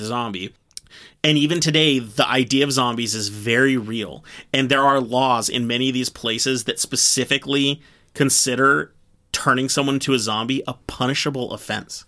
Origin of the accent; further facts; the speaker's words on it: United States; as an American